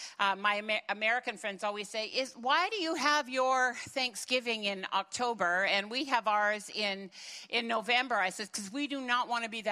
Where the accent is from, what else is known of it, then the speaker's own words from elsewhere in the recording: Canada; first language German; English is a second language; I am a first-generation Canadian